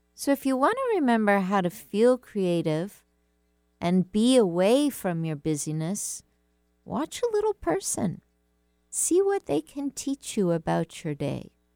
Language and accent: English; United States; I'm an American